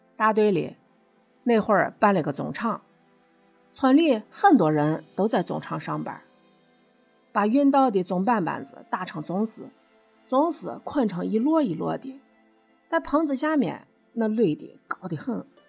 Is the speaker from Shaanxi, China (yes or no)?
yes; Shaanxi, China; accent: Shaanxi dialect; 我呢是陕西人